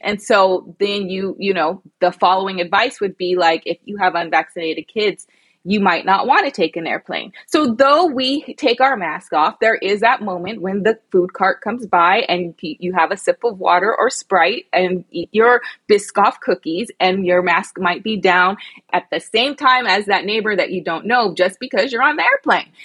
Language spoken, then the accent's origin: English; United States; also born or lived in London; the American girl.